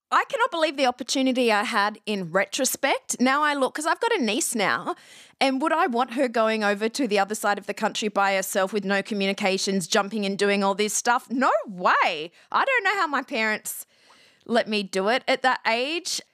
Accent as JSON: {"language": "English", "country": "Australia", "also_born_or_lived": "Athens, Ohio / Los Angeles", "moved": "as an adult", "said": "I'm Australian, But I actually went to college in Ohio"}